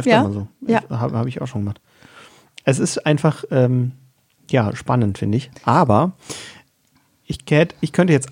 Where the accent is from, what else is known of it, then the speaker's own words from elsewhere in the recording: South Germany, Germany; Dazu muss man sagen, wir sind aus Süddeutschland